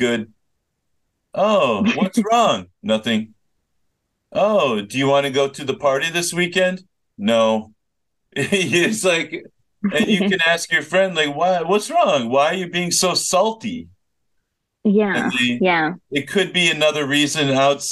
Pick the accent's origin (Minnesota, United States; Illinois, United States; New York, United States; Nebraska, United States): Minnesota, United States; moved away; I grew up in Minnesota